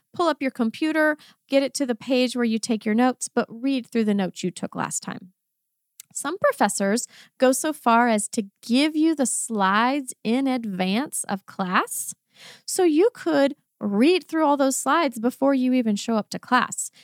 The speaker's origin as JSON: {"language": "English", "region": "Texas", "country": "United States", "accent": "Texan", "first_language": "English", "said": "a Texan, Texan accent"}